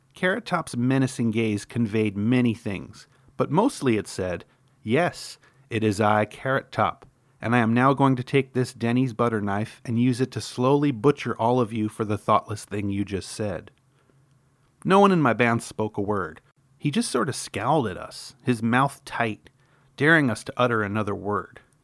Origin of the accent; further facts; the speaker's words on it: New York, United States; I grew up in New York